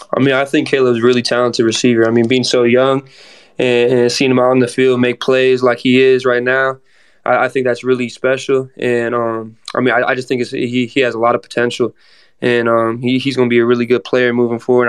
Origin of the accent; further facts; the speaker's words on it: Arizona, United States; now in Gainesville, United States; I'm from Arizona, so I'm used to the heat